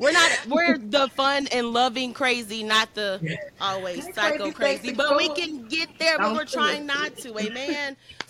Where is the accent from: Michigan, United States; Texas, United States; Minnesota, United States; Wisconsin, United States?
Michigan, United States; Pontiac; I'm from Pontiac, Michigan.